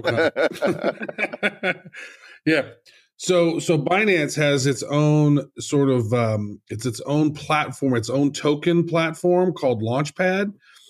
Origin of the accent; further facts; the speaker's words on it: Cayman Islands; I am from the Cayman Islands.